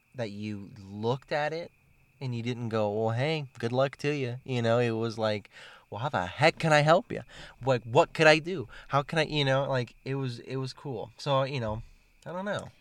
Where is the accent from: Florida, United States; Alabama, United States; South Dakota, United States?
Florida, United States; Miami; moved away; I'm from Miami